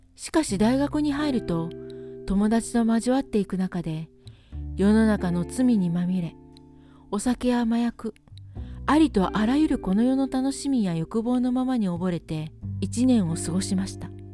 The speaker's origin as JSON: {"language": "Japanese", "country": "Philippines", "tie": "born or raised there", "moved": "yes", "lives_now": "Nelson, New Zealand"}